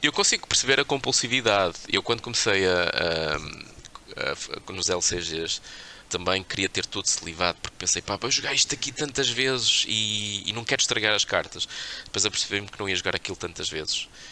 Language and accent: Portuguese; Portugal; Nós temos um passado terrível enquanto portugueses